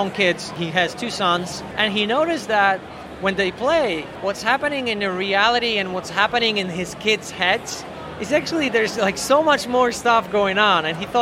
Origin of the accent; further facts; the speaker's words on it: Poland; we come from Poland, we were living in a communist regime for like 50 years